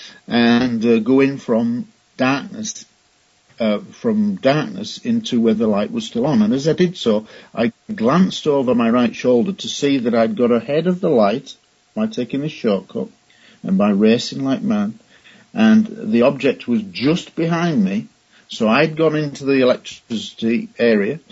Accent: Scunthorpe, Yorkshire and the Humber, United Kingdom; born or raised there

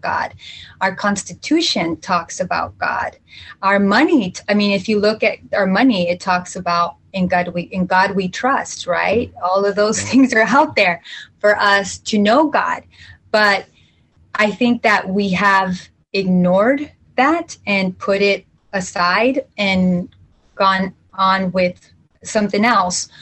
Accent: Jalisco, Mexico; I'm from Central Mexico, from uh, Jalisco.

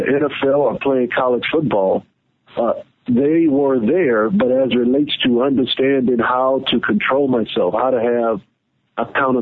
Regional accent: New Orleans, Louisiana, United States; I'm from New Orleans, from my high school, I graduated in 1986

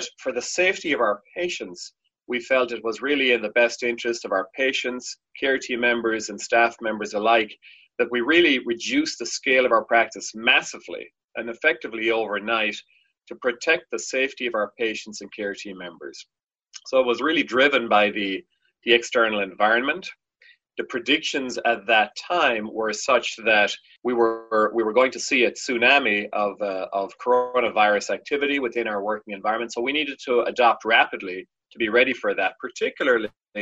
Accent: Ireland; now in United States; I'm from Ireland originally

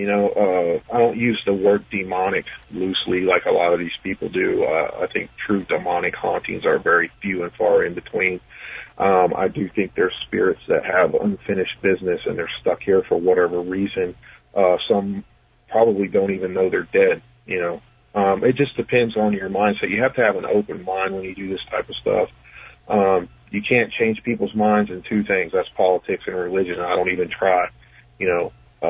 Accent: West Virginia, United States; I'll probably talk mostly about different paranormal happenings in my home state of West Virginia.

